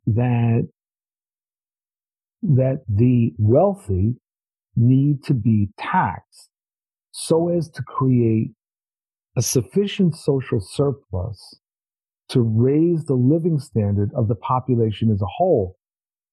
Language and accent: English; New York, United States; I'm from New York